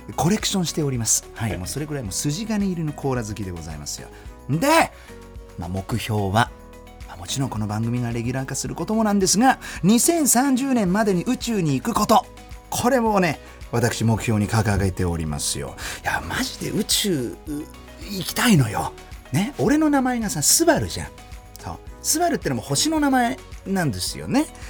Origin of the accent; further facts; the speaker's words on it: Germany; 1990年6月29日ドイツ生まれの30歳